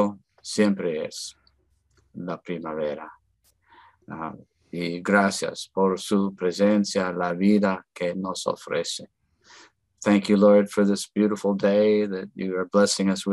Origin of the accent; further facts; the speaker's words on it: North Country, Wisconsin, United States; now in El Paso, United States; I grew up in the North Country in Wisconsin